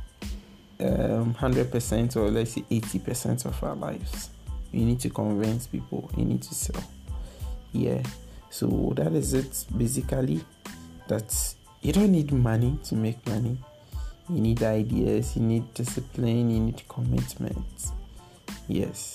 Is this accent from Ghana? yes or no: yes; Ghana; as a Ghanaian youth